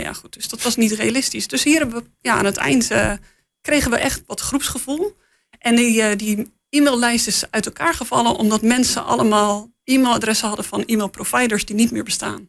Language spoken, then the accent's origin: Dutch; Netherlands; als Nederlander